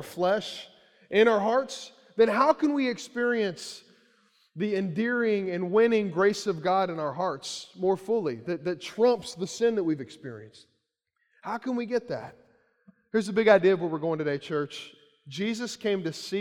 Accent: Central Kentucky, United States; I grew up in Central Kentucky

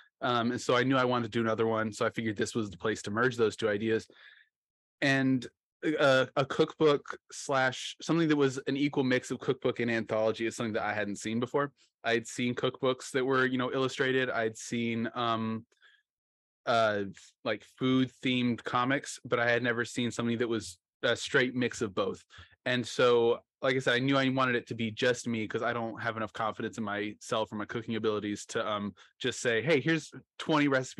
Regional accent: Oklahoma, United States; I'm from Oklahoma

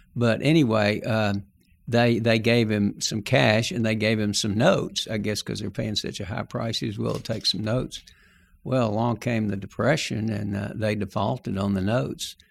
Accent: Texarkana, Arkansas, United States; I was born in Texarkana, Arkansas, not Texas

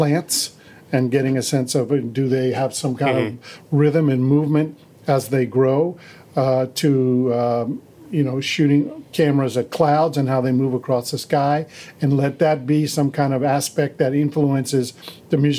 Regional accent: Washington, District of Columbia, United States; I was raised in Washington, D.C.

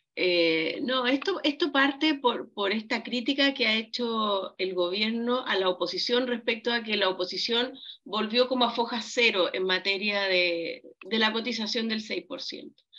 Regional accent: Chile; como chilenos

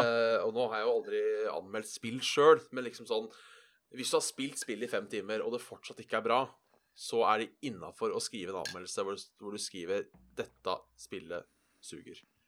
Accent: Buskerud, Norway; hjem, for da var det ca. en time fra ådalen

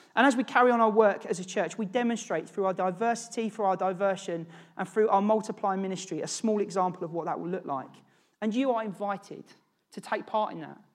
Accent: Norwich, East of England, United Kingdom; moved away as an adult; also born or lived in London; I grew up in Norwich with James.

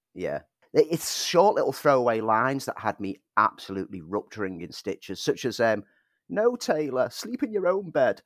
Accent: Liverpool, North West England, United Kingdom; I'm from Liverpool

